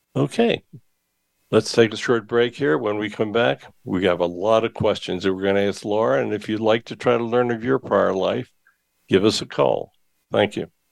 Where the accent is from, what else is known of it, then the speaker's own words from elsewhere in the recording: Hershey, Pennsylvania, United States; I was born in the Hershey area, uh, about an hour's drive from Gettysburg